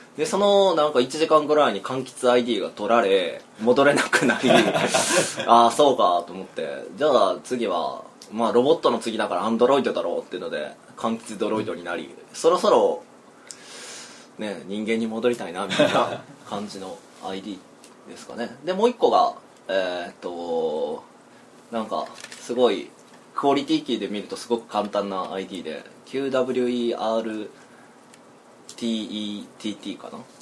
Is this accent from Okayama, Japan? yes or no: no; Kyoto, Japan; ずっと京都ですよねずっと京都で伏見のあたりで